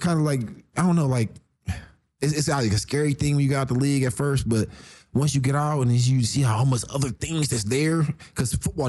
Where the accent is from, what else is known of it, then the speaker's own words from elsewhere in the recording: Columbus, Ohio, United States; also born or lived in Reynoldsburg, Ohio; I went to school in Reynoldsburg, but I'm from Columbus, Ohio.